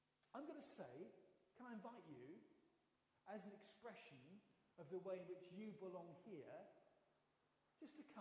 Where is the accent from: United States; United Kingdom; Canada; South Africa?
United Kingdom; London; I'm a Londoner